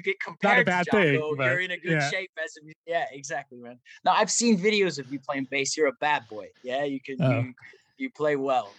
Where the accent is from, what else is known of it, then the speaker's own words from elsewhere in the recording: Midwest, United States; Growing up in the Midwest